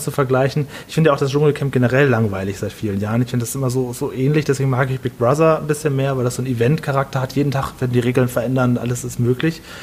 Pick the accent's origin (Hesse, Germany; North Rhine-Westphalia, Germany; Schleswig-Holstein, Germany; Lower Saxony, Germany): Lower Saxony, Germany; Stade; now in Düsseldorf, Germany; Ich bin aber gebürtig aus Stade. Stade ist eine kleine Stadt vor Hamburg oder nach Hamburg